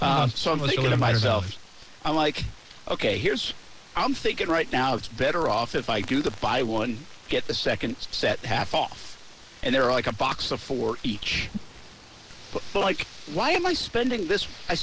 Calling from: Flowery Branch, Georgia, United States; I come to you from Flowery Branch, Georgia, with fresh, clean, brand new Adidas underwear.

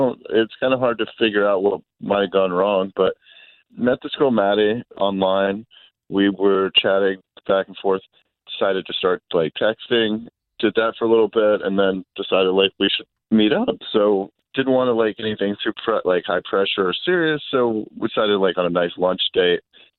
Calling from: Cocoa Beach, Florida, United States; I'm calling you guys from Cocoa Beach this morning.

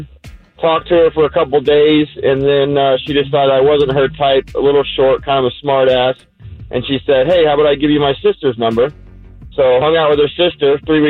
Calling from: Titusville, Florida, United States; calling from Titusville.

